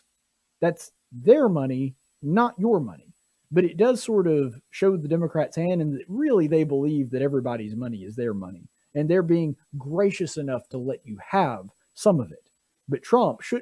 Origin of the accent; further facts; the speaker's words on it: Marbury, Alabama, United States; Alabama more than most places, my home state